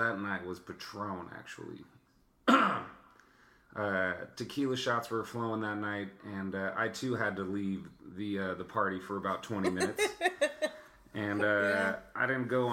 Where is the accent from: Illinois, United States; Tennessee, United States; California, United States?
California, United States; Alameda; my hometown, Alameda, California